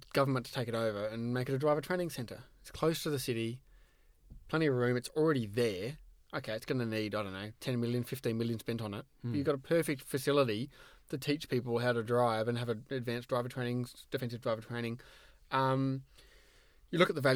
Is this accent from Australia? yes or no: yes; Tasmania, Australia; from my home state, Longford